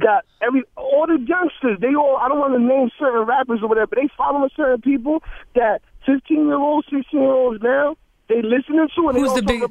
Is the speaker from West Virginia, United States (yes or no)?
no; Paterson, New Jersey, United States; I'm from Patterson.